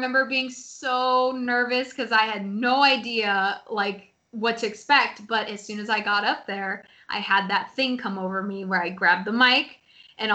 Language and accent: English; Seattle, Washington, United States; I grew up in Seattle. And I lived, like, specifically in the Bothell area